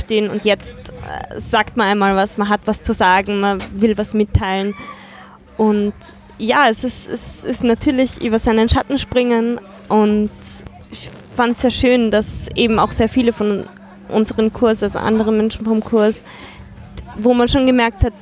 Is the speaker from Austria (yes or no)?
yes; Graz, Styria, Austria; weil ich eben auch aus Graz komme, beziehungsweise im, bei meiner Großmutter auch aufgewachsen bin in der Steiermark.